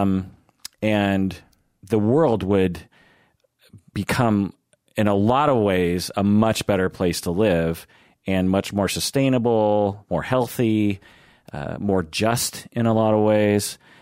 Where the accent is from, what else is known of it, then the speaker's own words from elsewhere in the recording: United States; when I grew up in the United States